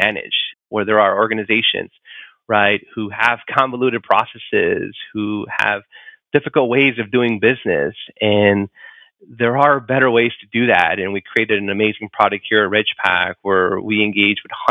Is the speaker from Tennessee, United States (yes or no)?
no; Chicago, Illinois, United States; I grew up in Chicago, inner city Chicago